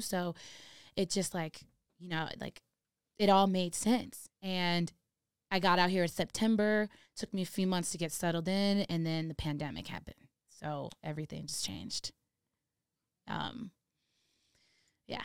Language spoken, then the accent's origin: English; Redondo Beach, California, United States; moved away as an adult; now in Denver, United States; I grew up in Redondo Beach.